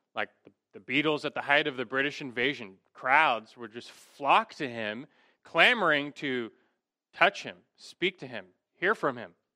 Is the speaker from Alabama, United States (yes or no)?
no; Los Angeles, California, United States; Growing up in Los Angeles